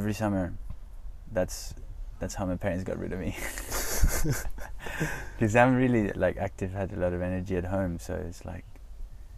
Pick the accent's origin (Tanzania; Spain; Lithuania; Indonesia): Spain; Palma, Balearic Islands; moved away; also born or lived in Michigan / Scotland / Australia; I'm from Palma. I was born in Mallorca.